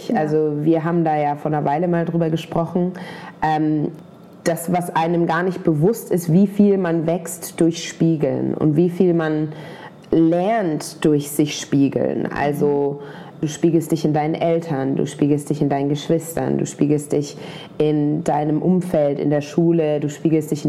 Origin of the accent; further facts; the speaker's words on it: Germany; wenn ich noch einmal sage, ich bin Deutsche, dann... Äh, knallt es aber, weil jemand, der aussieht wie ich, kann nicht deutsch sein.